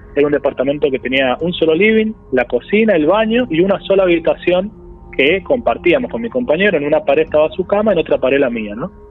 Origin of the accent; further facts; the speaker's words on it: San Juan, Argentina; moved away as an adult; now in Córdoba, Argentina; Yo si bien vivo en Córdoba, yo soy de San Juan, este, vivo en Córdoba cuando me vine, desde que me vine a estudiar en el 2009 y me quedé